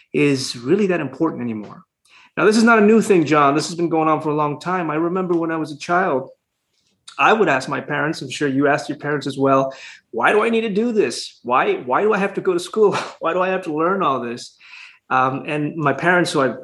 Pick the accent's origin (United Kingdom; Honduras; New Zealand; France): Honduras; moved away as an adult; now in Houston, United States; So I'm from Honduras. I was born and raised there. I didn't come to the States until I was 20, about 21 almost.